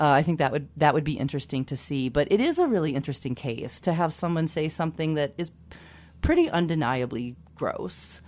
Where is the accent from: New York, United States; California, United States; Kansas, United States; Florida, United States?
Kansas, United States; I grew up in Kansas